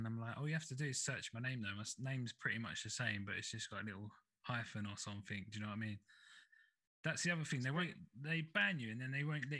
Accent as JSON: {"language": "English", "area": "Essex", "region": "East of England", "country": "United Kingdom", "said": "I'm from Essex. I'm from Essex"}